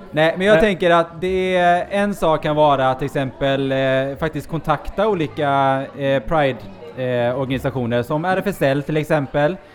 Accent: Sweden; now in Gothenburg, Sweden; Jag kommer mm. också från en liten, liten stad. 500

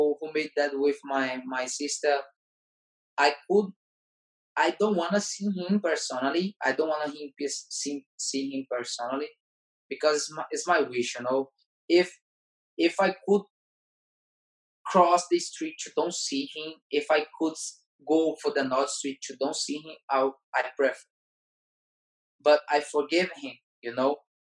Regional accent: Fortaleza, Ceará, Brazil; English is a second language; moved away; when I came back to my hometown, Fortaleza

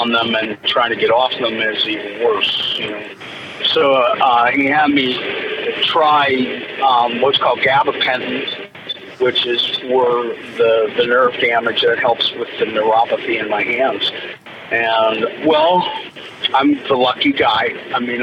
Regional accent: Pittsburgh, Pennsylvania, United States; I'm back from my hometown of Pittsburgh.

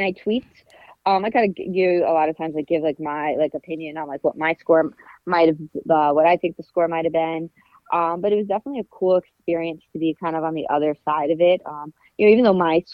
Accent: New York City, New York, United States; also born or lived in Bayside, Queens; I grew up in Glendale.

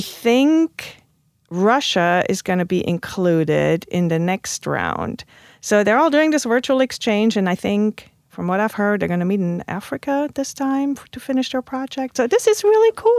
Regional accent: Stuttgart, Baden-Württemberg, Germany; English is a second language; moved away as an adult; now in St. Louis, United States; my hometown, Stuttgart

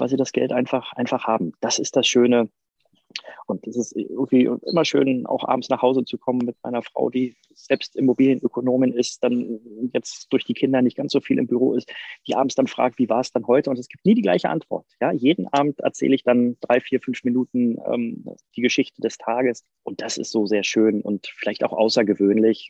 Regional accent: Berlin, Germany; bin ich aus Berlin

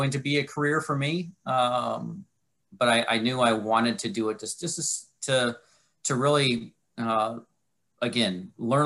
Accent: Michigan, United States; moved away as an adult; I'm from Michigan originally.

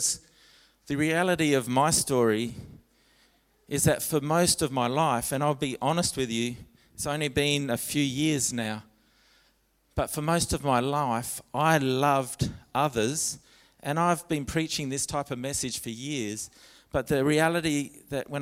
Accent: Alice Springs, Northern Territory, Australia; I grew up in Alice Springs

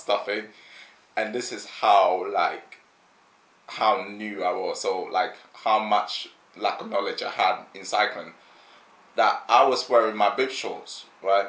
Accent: London, United Kingdom; I'm a Londoner. I've lived in London pretty much my whole life

